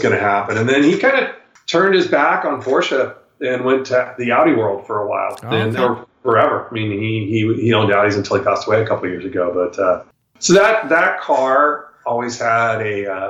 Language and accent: English; Folsom, California, United States; born or raised there